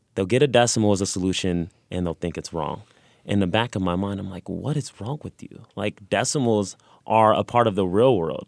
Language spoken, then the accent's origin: English; Los Angeles, California, United States; now in Missouri, United States; I'm originally from California, Los Angeles